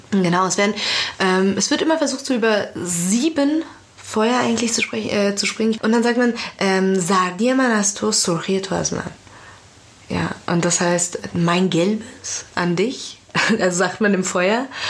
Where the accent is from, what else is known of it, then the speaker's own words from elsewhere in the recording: Frankfurt, Hesse, Germany; also born or lived in Iran; im Raum Frankfurt zum Beispiel, wo ich aufgewachsen bin